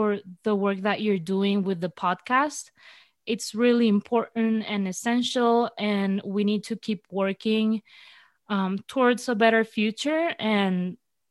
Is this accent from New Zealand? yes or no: no; Venezuela; I'm from Venezuela